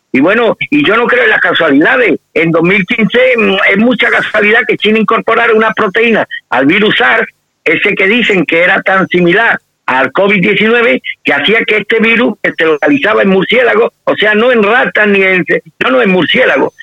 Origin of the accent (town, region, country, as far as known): Spain